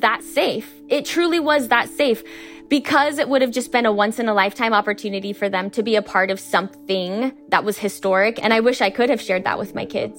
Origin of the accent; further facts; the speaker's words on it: Idaho, United States; we're three women from Idaho